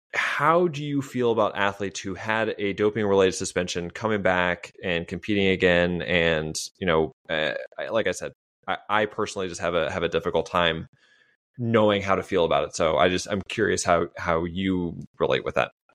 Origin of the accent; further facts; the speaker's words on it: United States; as an American